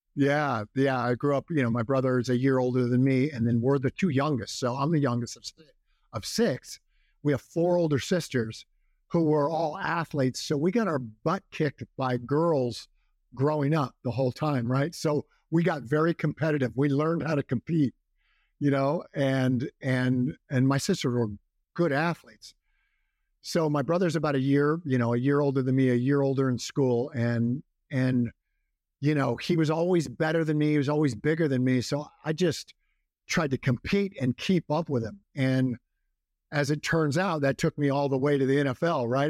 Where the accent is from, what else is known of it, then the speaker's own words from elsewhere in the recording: Walnut Grove, California, United States; I grew up in a, a town called Walnut Grove